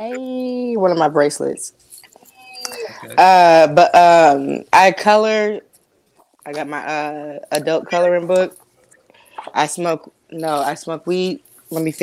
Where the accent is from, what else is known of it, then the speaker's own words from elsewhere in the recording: Compton, California, United States; also born or lived in Canoga Park, California; now in St. Louis, United States; I was born and raised in Compton, California